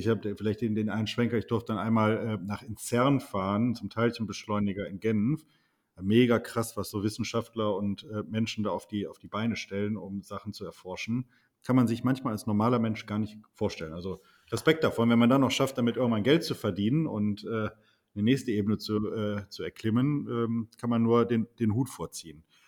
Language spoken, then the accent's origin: German; Wuppertal, North Rhine-Westphalia, Germany; ich komme ja aus Wuppertal